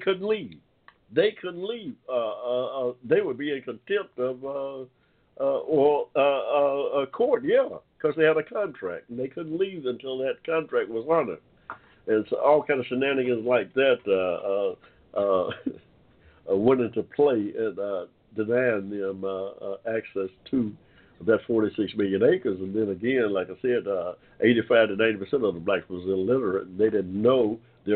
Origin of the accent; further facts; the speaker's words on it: Georgia, United States; here in Georgia, the state where I was born here in Georgia in 1945